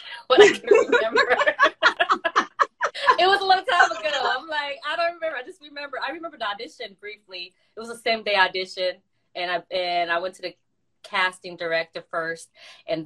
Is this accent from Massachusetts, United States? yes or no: yes; Boston, Massachusetts, United States; also born or lived in Haiti; I was born in Boston. Went out there when I was 2 years old to like 6 or 7.